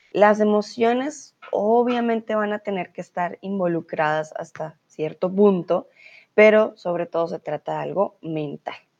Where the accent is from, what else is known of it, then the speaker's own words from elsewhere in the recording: Colombia; now in Germany; soy de Colombia